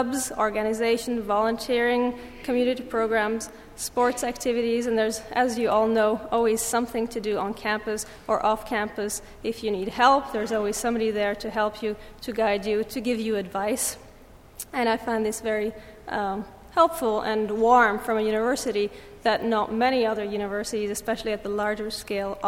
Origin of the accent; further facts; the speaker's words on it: Lake Geneva area, French-speaking Switzerland, Vaud, Switzerland; moved away as an adult; also born or lived in England; now in United States; I am from Switzerland. I come from a small village on the Lake of Geneva, between Geneva and Lausanne in the French-speaking part of Switzerland.